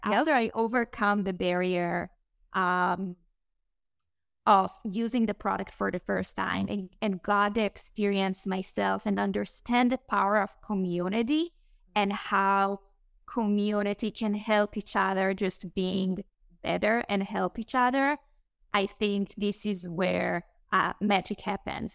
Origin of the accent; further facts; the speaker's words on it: Israel; English is a second language; moved away as an adult; Israel. I grew up there.